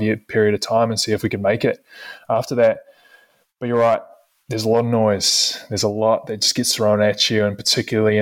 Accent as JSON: {"language": "English", "country": "New Zealand", "moved": "as an adult", "said": "as a Kiwi, as an international athlete"}